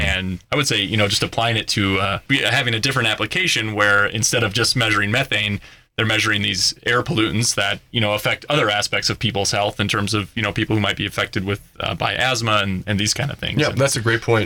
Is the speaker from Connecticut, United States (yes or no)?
no; Minnesota, United States; moved away as an adult; now in Colorado, United States; I actually grew up on a dairy farm in Minnesota